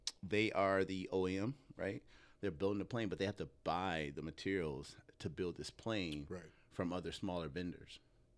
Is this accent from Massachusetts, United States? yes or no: no; Joliet, Illinois, United States; So it's actually south of Chicago, but no one knows Joliet. But growing up there is equivalently to being in the South Side. I mean, it's majority black, you know, and things like that.